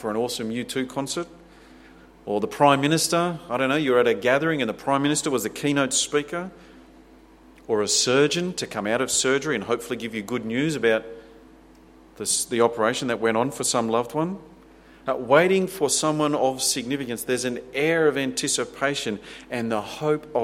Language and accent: English; Australia; we love our freedoms and our wealth and our security. We take great pride in what our nation is